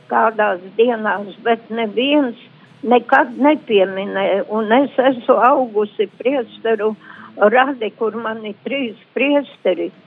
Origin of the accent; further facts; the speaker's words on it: Latgale, Latvia; Es esmu cilvēks jau pāri 80 gadiem un gribu padalīties un izstāstīt, kā manā bērnībā Latgalē nu, mums nepieminēja tādu adventu.